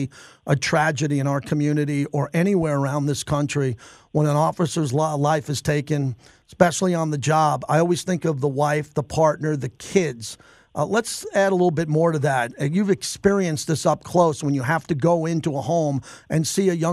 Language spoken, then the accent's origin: English; New York, United States; now in Las Vegas, United States; I grew up in New York